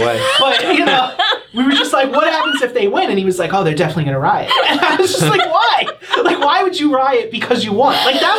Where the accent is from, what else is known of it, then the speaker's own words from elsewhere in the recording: New York City, New York, United States; I'm from the Bronx